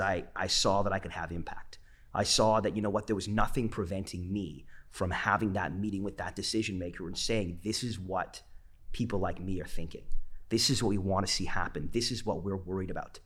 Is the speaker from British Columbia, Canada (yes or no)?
yes; Vancouver, British Columbia, Canada; I'm a Vancouverite, born and raised